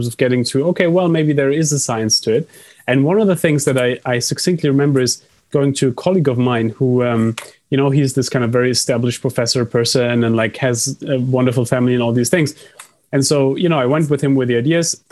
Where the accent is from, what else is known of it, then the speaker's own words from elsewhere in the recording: Germany; I come from Germany